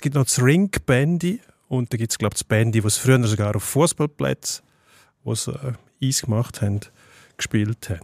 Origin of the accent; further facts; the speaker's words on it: Switzerland; als Schweizer